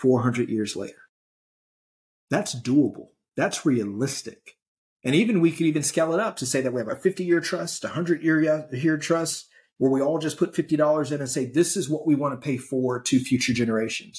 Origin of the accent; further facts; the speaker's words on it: Gary, Indiana, United States; growing up in Gary